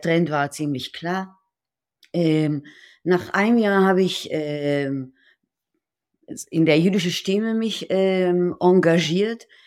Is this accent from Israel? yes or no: yes; Israel; German is a second language; moved away as an adult; now in Berlin, Germany; ich bin in Israel geboren und mit 37 ähm, nach Berlin gekommen